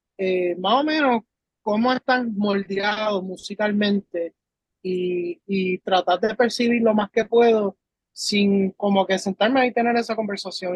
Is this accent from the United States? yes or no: yes; United States; now in Puerto Rico; yo no soy puertorriqueño como tal, porque yo nací en Estados Unidos, pero llevo ya más de 15 años en la isla. So, me, me identifico mucho con lo que es ser puertorriqueño, vivir las cosas junto a, los puertorriqueños. Pero este, yo me crié allá afuera